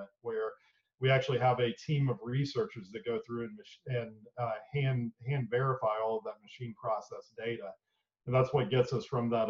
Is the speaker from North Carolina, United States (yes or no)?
yes; Boone, North Carolina, United States; moved away as an adult; also born or lived in Davidson, North Carolina; now in Knoxville, United States; I was born and raised in a small town in western North Carolina called Boone